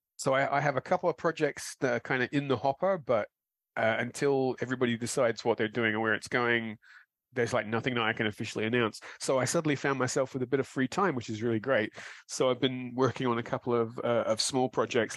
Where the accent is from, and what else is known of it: London, United Kingdom; born or raised there